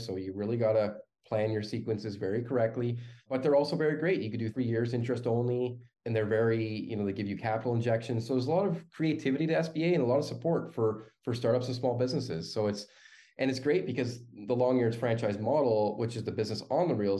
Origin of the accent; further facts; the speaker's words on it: Canada; as a Canadian